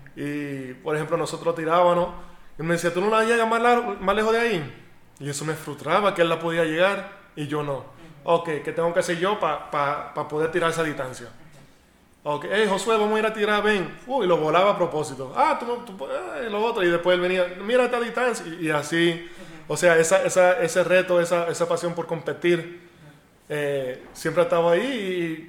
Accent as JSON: {"language": "Spanish", "country": "United States", "tie": "born or raised there", "said": "yo nací en Estados Unidos"}